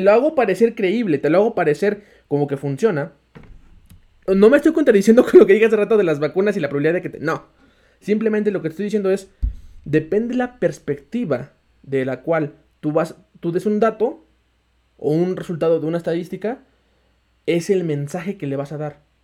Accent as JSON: {"language": "Spanish", "country": "Mexico", "said": "todos los mexicanos tenemos ese porcentaje de morirnos siendo mexicanos"}